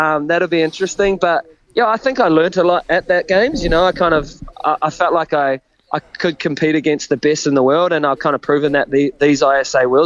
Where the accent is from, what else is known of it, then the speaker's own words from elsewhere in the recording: Raglan, Waikato, New Zealand; I'm coming from Raglan